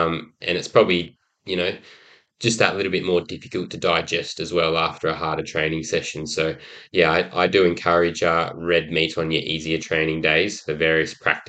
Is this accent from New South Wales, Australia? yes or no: no; Brisbane, Queensland, Australia; also born or lived in Gold Coast / Sydney; I was born on the Gold Coast and moved around a lot. I was lucky enough to live in Sydney during the Olympics, which certainly planted the seed for my passion for Olympics today. But I went to school predominantly in Brisbane